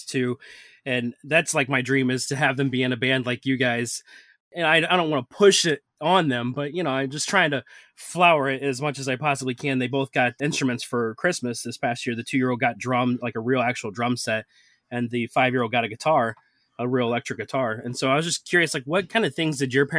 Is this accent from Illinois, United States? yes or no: no; St. Louis, Missouri, United States; We're from St. Louis